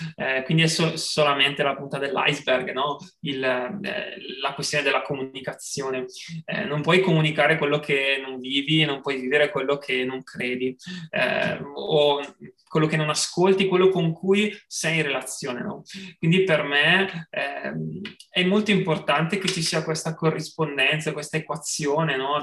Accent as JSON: {"language": "Italian", "town": "Bergamo", "region": "Lombardy", "country": "Italy", "moved": "yes", "lives_now": "Padua, Italy", "said": "sono di Bergamo, abito a Padova"}